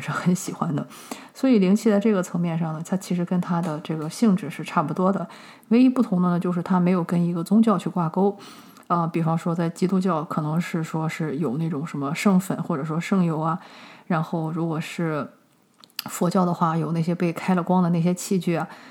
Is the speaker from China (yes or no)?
yes; China; 我们中国人